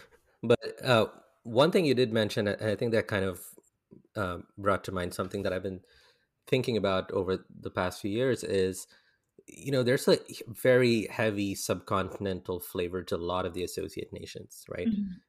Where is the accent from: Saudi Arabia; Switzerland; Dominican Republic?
Saudi Arabia; also born or lived in India / Philippines; now in United States; I'm an American now, but I was born like in Saudi Arabia, and I spent like a big chunk of my life there. Then I went to India for schooling, and then I moved to the Philippines, and then to the US.